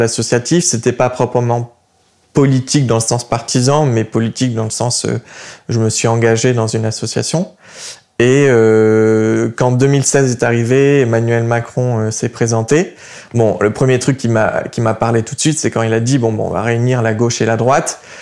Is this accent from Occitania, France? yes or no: yes; Montpellier, Occitania, France; moved away as an adult; also born or lived in Ukraine; now in Paris, France; je viens de Montpellier